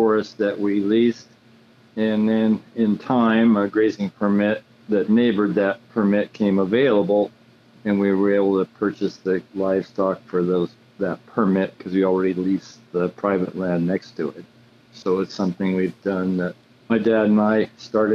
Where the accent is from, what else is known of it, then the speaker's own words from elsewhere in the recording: Sonora, California, United States; Born and raised in Sonora